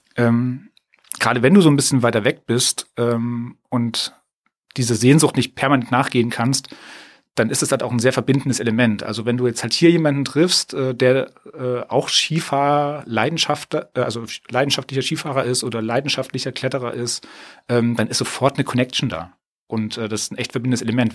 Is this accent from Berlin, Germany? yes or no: no; edge of the Thuringian Forest, Germany; now in Hamburg, Germany; ich bin so am Rand vom Thüringer Wald aufgewachsen, in einer Kleinstadt